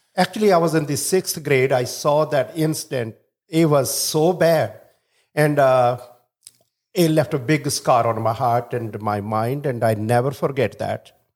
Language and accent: English; India; now in Chicago, United States; originally I'm from India